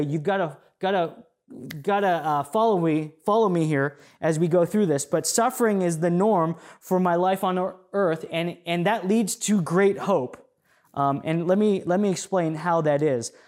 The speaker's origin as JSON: {"language": "English", "country": "United States", "said": "us as American Christians"}